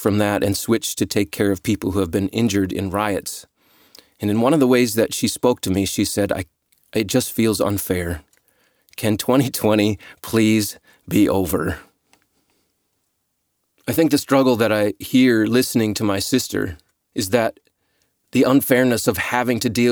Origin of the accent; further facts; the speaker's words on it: United States; moved away as an adult; now in Australia; growing up in the United States